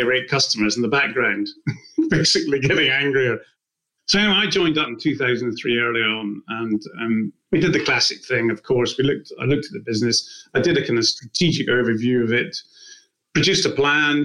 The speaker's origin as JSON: {"language": "English", "region": "Scotland", "country": "United Kingdom", "moved": "yes", "lives_now": "Winchester, United Kingdom", "said": "I live in Winchester at the moment. I'm originally from Scotland"}